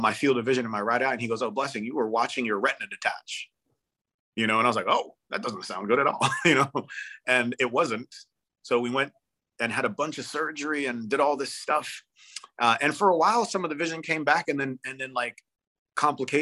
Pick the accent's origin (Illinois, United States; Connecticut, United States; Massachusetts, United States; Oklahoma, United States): Connecticut, United States; Hamden; moved away as an adult; also born or lived in Nashville; my hometown, Hamden, Connecticut